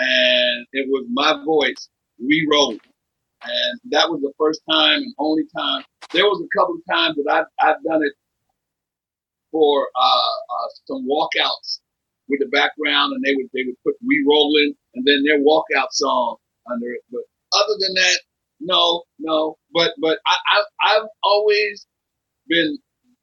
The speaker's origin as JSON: {"language": "English", "town": "Philadelphia", "region": "Pennsylvania", "country": "United States", "said": "I'm from Philadelphia"}